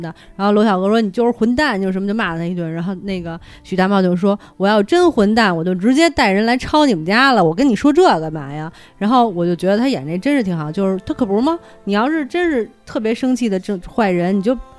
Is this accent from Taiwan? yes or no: no; Beijing, China; 我们北京人心里